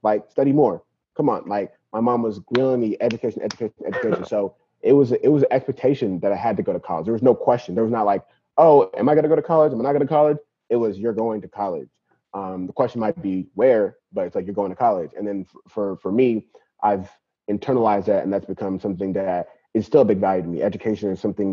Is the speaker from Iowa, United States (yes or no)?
no; San Bernardino, California, United States; also born or lived in Nigeria / Queens, New York / Bay Area; my mom brought me and my brother to California, to San Bernardino, because there was a Nigerian community out here, and then I grew up in San Bernardino